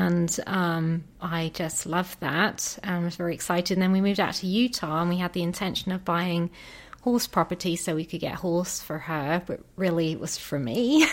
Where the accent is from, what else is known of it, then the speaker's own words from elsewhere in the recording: England, United Kingdom; moved away as an adult; I'm from England